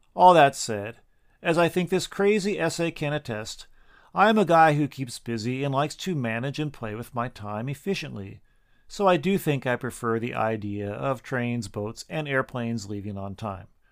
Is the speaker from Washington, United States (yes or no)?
yes; Washington, United States; now in Japan; my home state of Washington